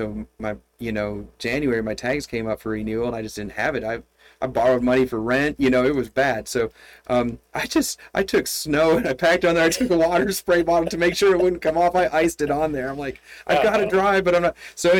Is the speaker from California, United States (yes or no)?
no; Michigan, United States; But when I grew up in Michigan, I had, it was a winter time, and my income came from plowing snow, driveways and parking lots.